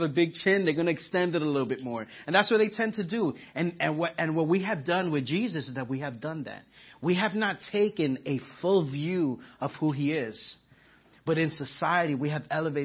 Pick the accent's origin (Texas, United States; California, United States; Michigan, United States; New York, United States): New York, United States; moved away; I'm from New York, so I say awe